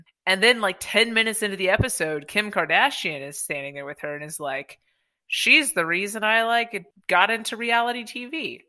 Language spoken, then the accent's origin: English; United States; being American